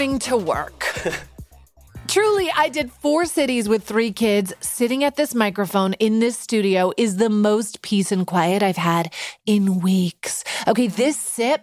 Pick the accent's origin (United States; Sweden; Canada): Canada; Vancouver, British Columbia; moved away; my hometown of Vancouver